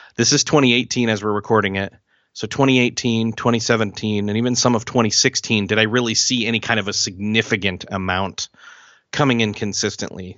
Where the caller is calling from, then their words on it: Marion, Indiana, United States; I am calling from Marion, Indiana, which is in the United States